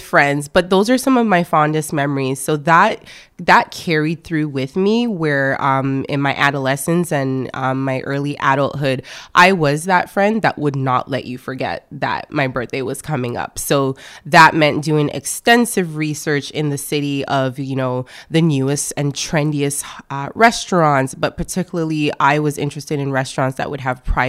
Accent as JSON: {"language": "English", "country": "Canada", "tie": "born or raised there", "also_born_or_lived": "France / Montreal", "said": "I was born in France, actually. So my parents did the great migration from Ghana. So I am Ghanaian Canadian."}